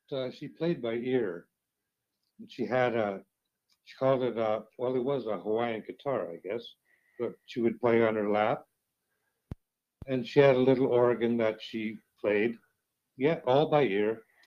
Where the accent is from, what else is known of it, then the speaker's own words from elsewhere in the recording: Regina, Saskatchewan, Canada; I was born and raised in Regina, Saskatchewan, and I went to Central High School.